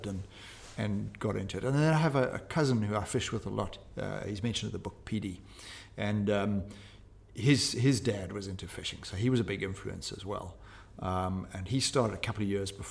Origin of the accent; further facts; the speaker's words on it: Pietermaritzburg, KwaZulu-Natal, South Africa; My hometown is Pietermaritzburg